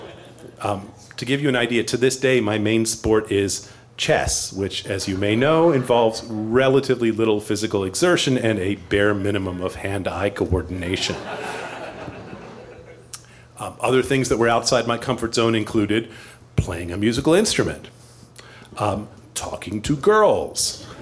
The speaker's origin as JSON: {"language": "English", "region": "East Coast", "country": "United States", "tie": "born or raised there", "moved": "yes", "lives_now": "Chicago, United States", "said": "I grew up on the East Coast where we have spring"}